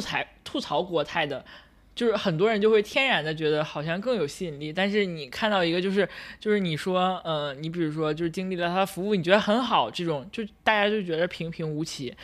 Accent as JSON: {"language": "Chinese", "country": "China", "tie": "born or raised there", "said": "我是一个，呃，土生土长的大陆人"}